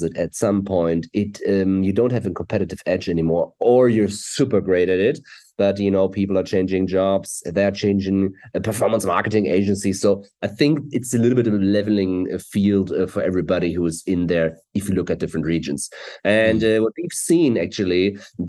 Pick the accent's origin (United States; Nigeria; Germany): Germany; Hamburg; English is a second language; I'm from Germany, Hamburg, Germany. We're here. We live in Hamburg, Germany.